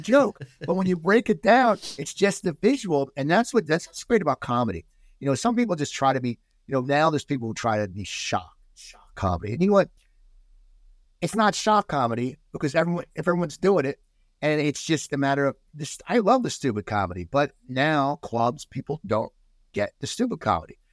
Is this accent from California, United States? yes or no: no; New Jersey, United States; growing up in New Jersey, I go to the Jersey Shore